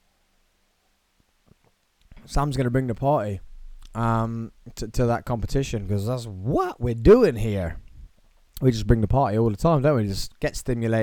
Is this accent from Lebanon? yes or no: no; Tamworth, West Midlands, United Kingdom; in Tamworth, where I grew up, my hometown of Tamworth